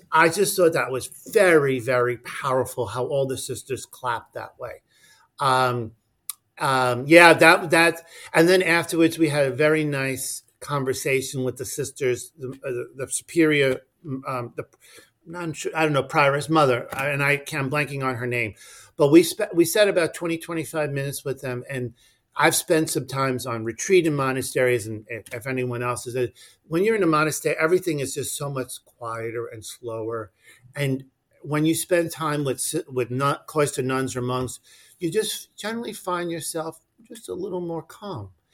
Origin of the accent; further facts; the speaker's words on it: slightly north of New York City, United States; also born or lived in Washington D.C.; So I'm originally from New York, not New York City. My, my parents were from the Bronx, um, but I grew up slightly north of New York City